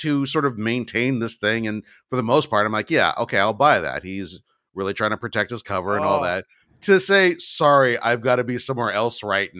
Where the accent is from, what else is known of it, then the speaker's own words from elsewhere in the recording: New Jersey, United States; And I did what I had to do because I'm from Jersey.